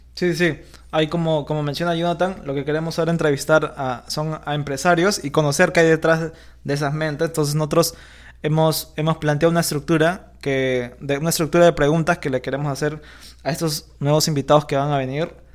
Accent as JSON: {"language": "Spanish", "region": "Lima", "country": "Peru", "said": "nosotros somos de Lima, Perú"}